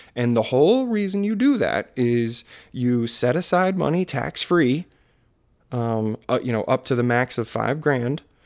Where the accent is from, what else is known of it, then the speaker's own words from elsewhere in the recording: Maryland, United States; accent: Maryland; my Maryland accent